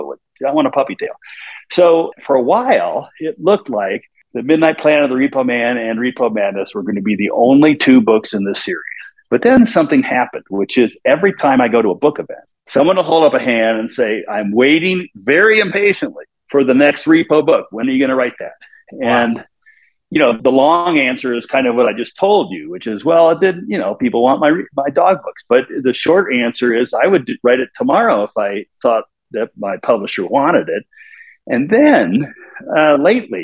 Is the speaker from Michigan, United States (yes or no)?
no; Kansas City, Missouri, United States; I grew up in Kansas City